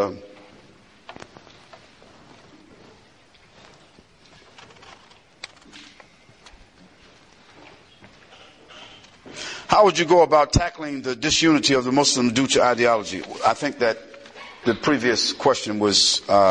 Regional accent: United States; I'm definitely American

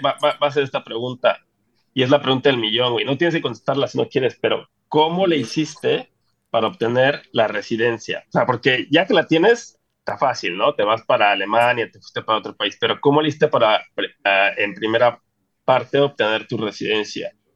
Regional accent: Mexico; los mexicanos creemos que somos los que más chile los comemos

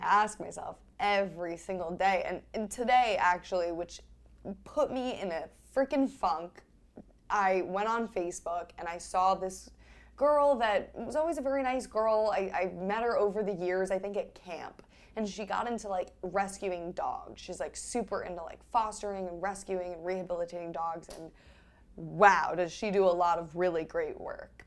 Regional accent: New York City, New York, United States; I grew up in New York City

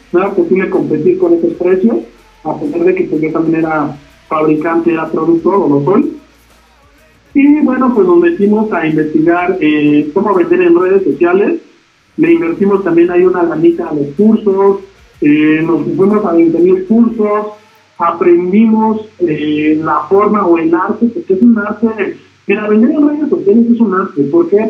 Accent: Toluca, State of Mexico, Mexico; me trasladé a Toluca, porque yo soy de Toluca

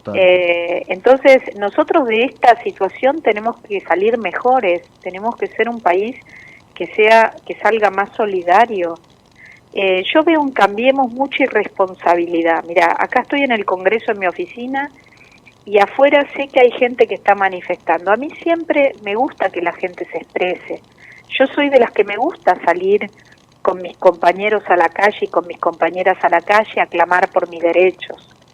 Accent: Argentina; como los argentinos sabemos

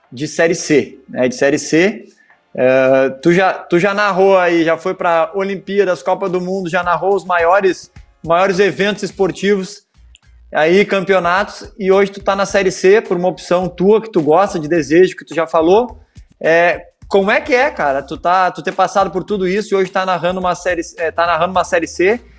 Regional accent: Porto Alegre, Rio Grande do Sul, Brazil; also born or lived in Salvador; eu cresci em Porto Alegre, né, a Rádio Gaúcha sempre foi é, um exemplo aí, né, de, de, de transmissão

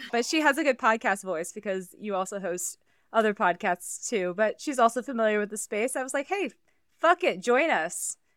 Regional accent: Iowa, United States; I grew up in Iowa

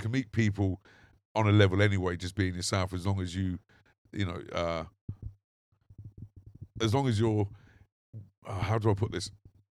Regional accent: Banbury, South East England, United Kingdom; accent: country accent; now in London, United Kingdom; I purposely lost my accent when I moved from Banbury to London.

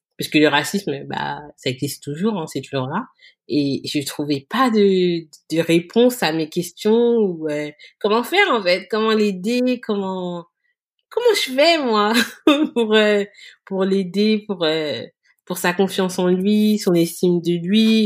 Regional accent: France; nous, ses parents, on est français

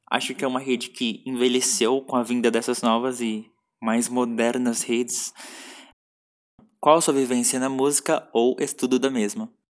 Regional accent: São Paulo, Brazil; Eu sou de São Paulo, nascido e criado

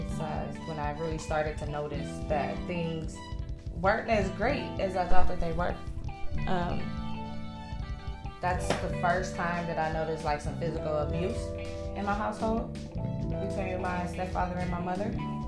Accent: Milwaukee, Wisconsin, United States; moved away as an adult; also born or lived in Chicago, Illinois; now in Texas, United States; I was originally born in Chicago, raised in Milwaukee, Wisconsin.

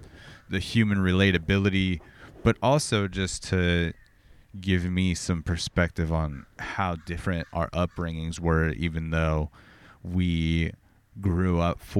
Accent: Corona, California, United States; like where I grew up in Corona or whatever, I would say, let's say 80% of the area was was pretty nice

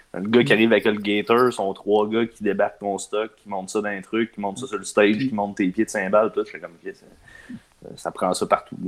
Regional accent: Quebec City, Quebec, Canada; On vient de Québec

